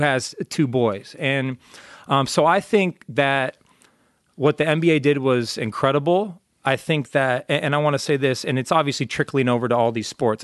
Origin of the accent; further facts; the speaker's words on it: Orange County, California, United States; I'm from Orange County